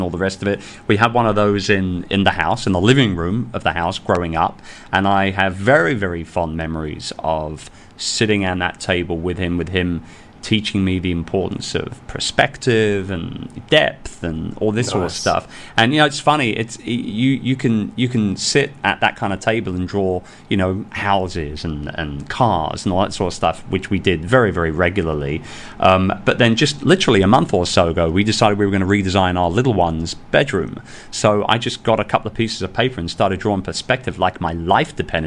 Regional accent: London, United Kingdom; moved away as an adult; now in Philippines; I'm a sales and marketing guy, born and raised in London.

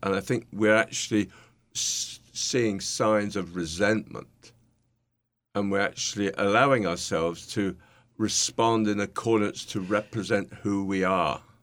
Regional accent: United Kingdom; accent: British; now in New York, United States; my nice British accent

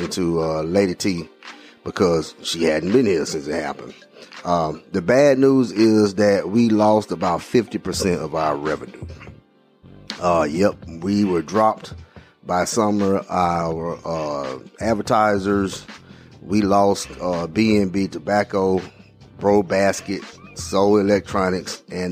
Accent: Alabama, United States; I'm from Alabama

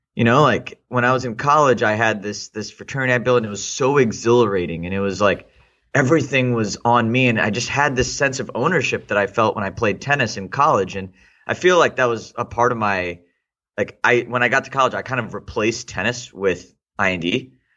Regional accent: Houston, Texas, United States; also born or lived in India / Austin, Texas; I lived in Houston from the sixth grade. Uh, it pretty much, I, for all intents and purposes, I consider myself to be Houstonian

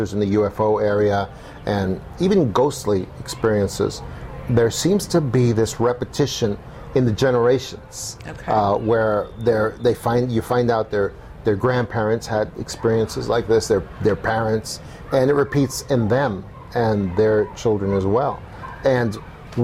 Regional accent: New York City, New York, United States; now in Tucson, United States; When I was about 10 years old, growing up in New York City

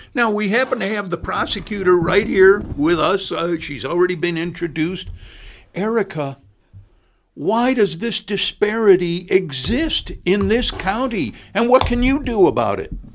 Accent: Chicago, Illinois, United States; moved away as an adult; now in Bloomington, United States; I come from Chicago.

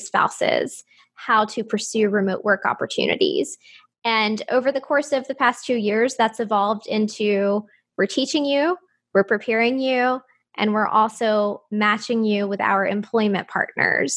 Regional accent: Moulton, Alabama, United States; moved away; also born or lived in Huntsville, Alabama; my husband, who is also from my hometown, Moulton, he and I were living in Huntsville, Alabama

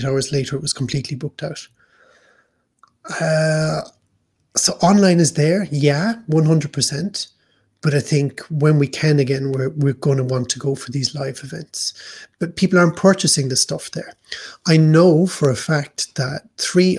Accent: Ireland; moved away as an adult; now in Hamburg, Germany; we as Irish

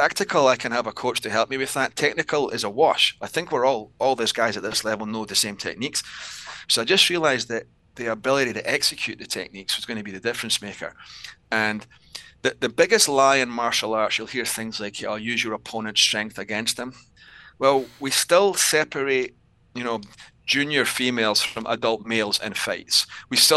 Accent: Scotland, United Kingdom; accent: Scottish; also born or lived in Southern California; now in United States; I'm originally from Scotland.

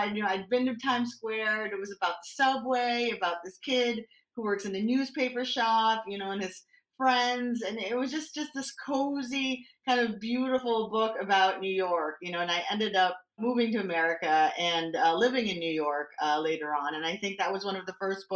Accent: Manila, Metro Manila, Philippines; moved away; I grew up in Manila in the Philippines

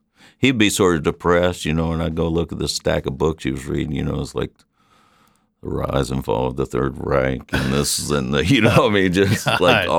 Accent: Ithaca, New York, United States; born there; and I was born in Ithaca

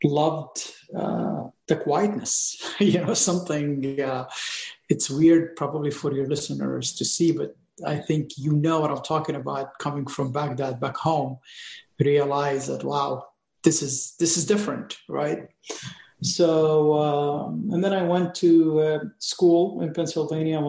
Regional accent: Lebanon; moved away; I was born in Lebanon just before the Civil War started

